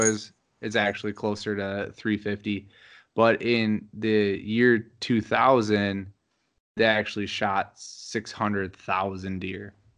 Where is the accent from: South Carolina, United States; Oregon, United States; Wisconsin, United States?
Wisconsin, United States; growing up in Wisconsin